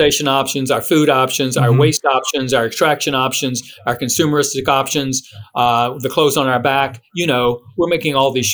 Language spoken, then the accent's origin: English; Blue Ridge, Virginia, United States; moved away as an adult; also born or lived in Arizona; I'm in Blue Ridge, Virginia now. I moved back to my home area about 6 years ago.